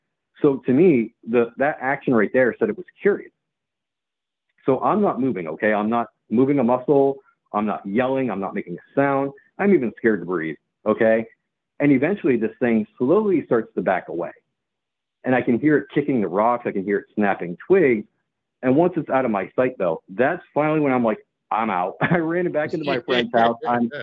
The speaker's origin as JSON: {"language": "English", "region": "New England", "country": "United States", "tie": "born or raised there", "said": "growing up in New England, you know, you don't run from predators."}